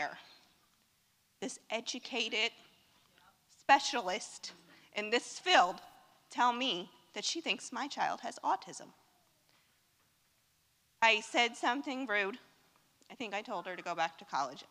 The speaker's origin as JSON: {"language": "English", "town": "Orlando", "region": "Florida", "country": "United States", "said": "I'm from Orlando"}